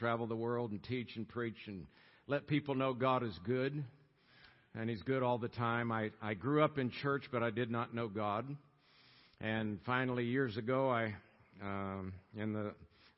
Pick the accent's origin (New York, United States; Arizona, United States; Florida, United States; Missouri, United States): Florida, United States; Tampa; moved away as an adult; also born or lived in Colorado; Born and raised in Tampa, Florida. Lived there 27 years.